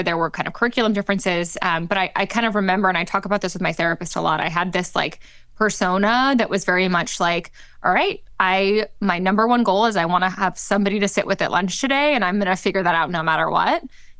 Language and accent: English; London, United Kingdom; moved away as an adult; also born or lived in Tokyo, Japan; now in United States; Yeah, so I was born in London. We moved around a lot. My parents are American. I was born in London. I spent a few years in Tokyo, but kind of majority of my years were in London.